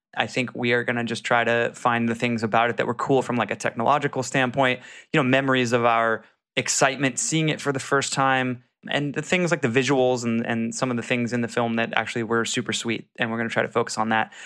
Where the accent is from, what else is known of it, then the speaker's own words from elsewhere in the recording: Jacksonville, Florida, United States; I'm from Jacksonville